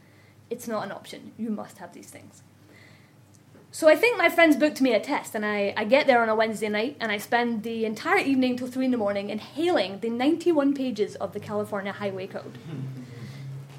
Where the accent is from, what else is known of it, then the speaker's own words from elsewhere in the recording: Scotland, United Kingdom; accent: Scottish; moved away as an adult; I'm Scottish